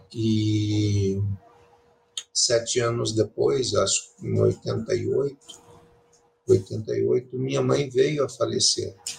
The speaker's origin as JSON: {"language": "Portuguese", "town": "Curitiba", "region": "Paraná", "country": "Brazil", "tie": "born or raised there", "also_born_or_lived": "Pérola, Paraná", "said": "Eu nasci no interior do Paraná, em uma cidade chamada Pérola"}